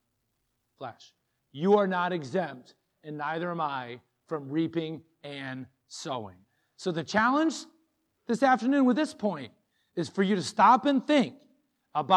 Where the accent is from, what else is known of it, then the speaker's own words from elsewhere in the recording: Moline, Illinois, United States; I grew up in Moline, Illinois